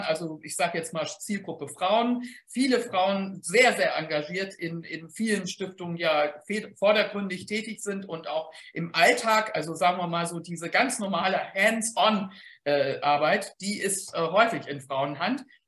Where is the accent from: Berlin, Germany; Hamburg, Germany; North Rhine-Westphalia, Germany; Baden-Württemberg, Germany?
Hamburg, Germany; ich als Hamburgerin